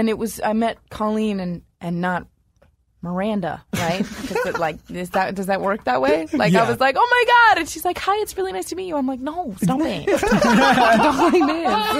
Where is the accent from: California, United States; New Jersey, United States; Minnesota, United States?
California, United States; Los Angeles; born and raised in L.A.